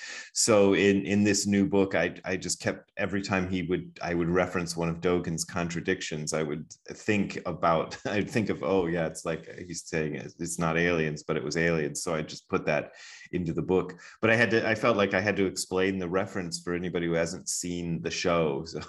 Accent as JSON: {"language": "English", "town": "Wadsworth", "region": "Ohio", "country": "United States", "tie": "born or raised there", "also_born_or_lived": "Hamilton, Ohio", "said": "we moved to another small town called Wadsworth, Ohio, and that's where I grew up as a little kid."}